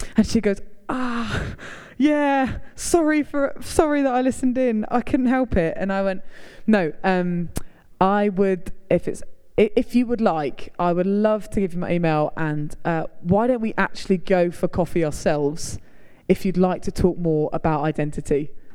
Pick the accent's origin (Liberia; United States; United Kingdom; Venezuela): United Kingdom; Hertfordshire, East of England; now in York, United Kingdom; I'm from Hertfordshire, live in York, travel all over.